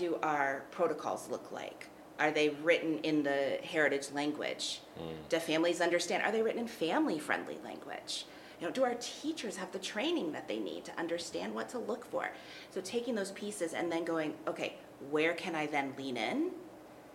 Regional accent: Texas, United States; moved away as an adult; now in Colorado, United States; I'm from Texas

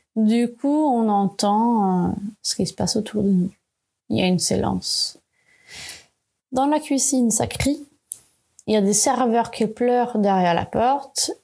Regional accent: Sweden; French is a second language; moved away as an adult; now in France; Je ne parlais pas français encore, j'avais été toujours en Suède

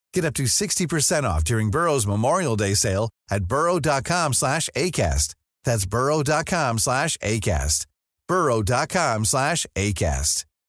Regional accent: Vienna, Austria; als Wiener ist man diese Situation einfach nicht gewohnt

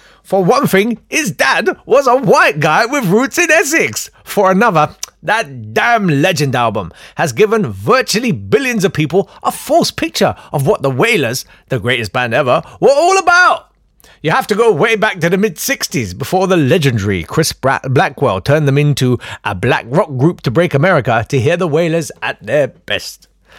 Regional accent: Kolkata, West Bengal, India; born there; I was born in Calcutta.

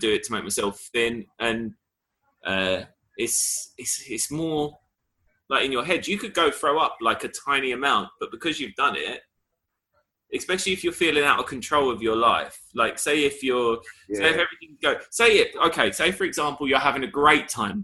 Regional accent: Essex, East of England, United Kingdom; growing up in Essex

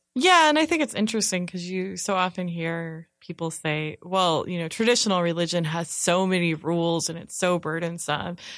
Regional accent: California, United States; moved away; I'm originally from California

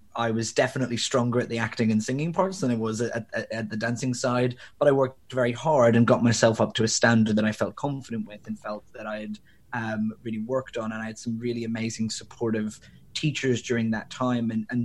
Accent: Belfast, Northern Ireland, United Kingdom; I grew up in Northern Ireland. I'm originally from Belfast, although my accent has long since diluted.

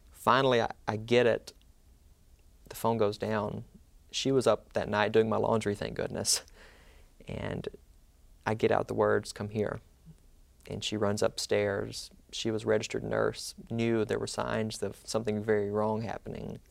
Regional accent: Mantachie, Mississippi, United States; I'm from Manatee, Mississippi

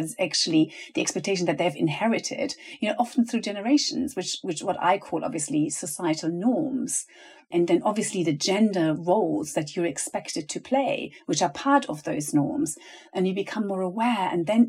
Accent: Venezuela; also born or lived in Germany; And I remember that moment of moving with my family from Germany to Venezuela. My parents are teachers

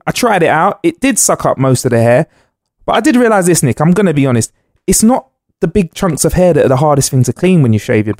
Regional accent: London, United Kingdom; born and raised in Northwest London

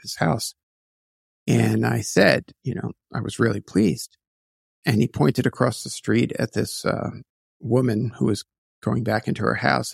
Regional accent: New York City, New York, United States; also born or lived in Queens, New York; I was born in Brooklyn, New York

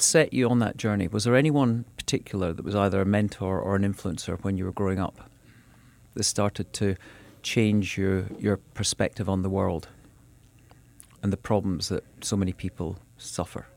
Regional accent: west and north of Scotland, United Kingdom; moved away as an adult; now in New York, United States; when I was growing up running around in fields and, and sort of the west and north of Scotland

